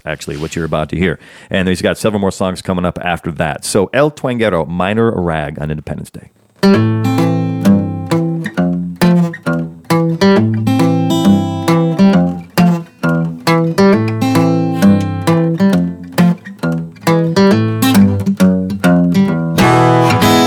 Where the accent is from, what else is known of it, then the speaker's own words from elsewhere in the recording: Chicago, Illinois, United States; also born or lived in Alabama; I wasn't raised there. I'm from Chicago, but I was born in Alabama